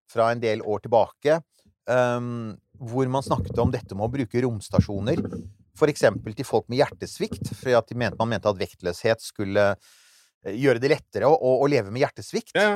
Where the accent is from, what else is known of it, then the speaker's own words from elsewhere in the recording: Norway; ja, vokst opp i Norge.